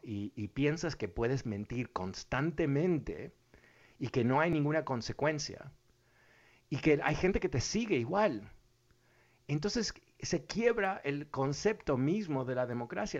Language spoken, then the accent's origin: Spanish; Uruguay; yo soy de Uruguay